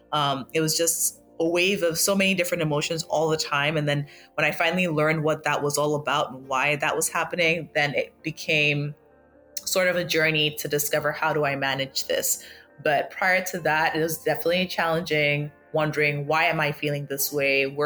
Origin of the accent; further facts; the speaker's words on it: Lagos, Nigeria; also born or lived in Accra, Ghana; I was born in Lagos, and I uh, kind of grew up between. I feel like I, I can say that I grew up between Lagos and Accra because I'm from both